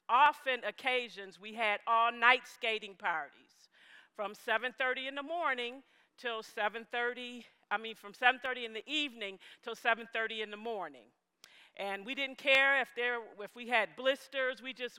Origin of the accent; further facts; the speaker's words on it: Buffalo, New York, United States; I'm from Buffalo, New York. I was born and raised in Buffalo, New York